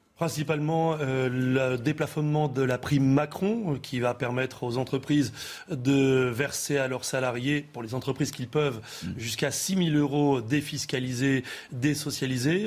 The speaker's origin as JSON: {"language": "French", "country": "France", "said": "chez nous en France"}